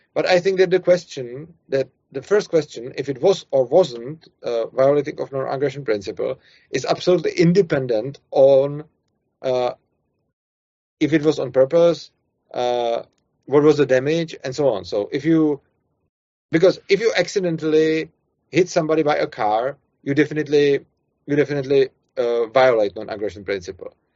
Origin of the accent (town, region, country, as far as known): Czechia; accent: Czech; English is a second language